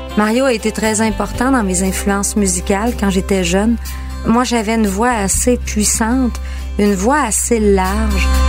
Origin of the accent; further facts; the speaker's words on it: Girardville, Quebec, Canada; je viens de Girardville, petit village juste à côté